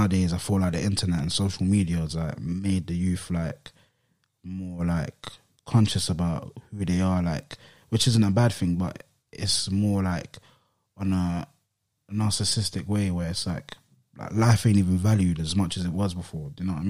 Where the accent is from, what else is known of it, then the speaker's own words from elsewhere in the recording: London, United Kingdom; I grew up like any other, like, person or, like, kid that's growing up in London and, like, an estate and that.